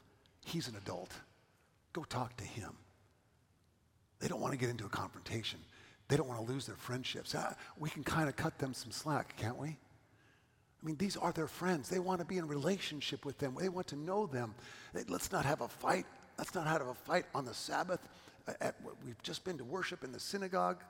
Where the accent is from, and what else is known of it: California, United States; moved away as an adult; also born or lived in Johnson City, Tennessee